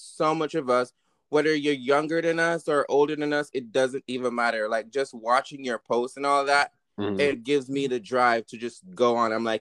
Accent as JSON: {"language": "English", "country": "Jamaica", "tie": "born or raised there", "said": "I grew up in Jamaica"}